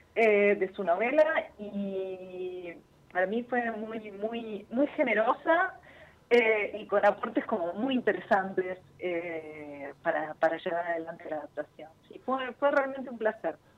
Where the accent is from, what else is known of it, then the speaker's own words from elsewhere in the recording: from Buenos Aires, Argentina; Como argentinos y como bonaerenses